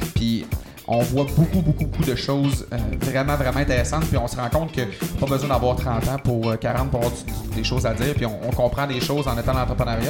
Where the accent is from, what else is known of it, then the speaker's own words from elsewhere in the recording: Quebec, Canada; moved away; dans mon patelin, donc au saint lac saint jean